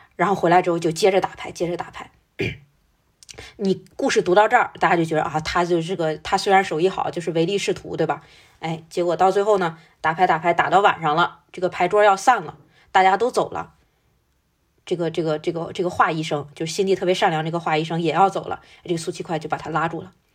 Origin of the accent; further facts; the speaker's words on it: China; 我们中国人有一种说法叫法不容情